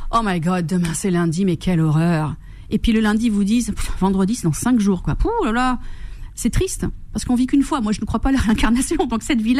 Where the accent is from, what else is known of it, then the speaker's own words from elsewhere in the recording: Corsica, France; moved away; Oui, je suis corse.